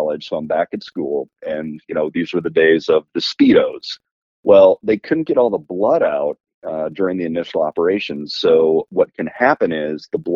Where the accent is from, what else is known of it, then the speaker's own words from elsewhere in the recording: Nashville, Tennessee, United States; I'm from Nashville, Tennessee